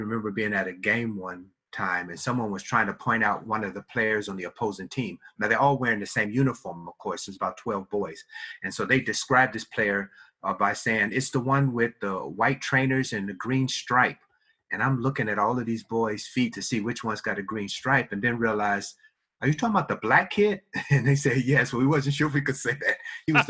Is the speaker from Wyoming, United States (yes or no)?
no; Chicago, Illinois, United States; moved away as an adult; also born or lived in Cincinnati, Ohio; now in Scotland; I was born and raised in Chicago and lived most of my life there. For 2 years, I lived in a suburb of Cincinnati, Ohio. And then for about a year, I was on active duty in the United States Marine Corps and lived in different places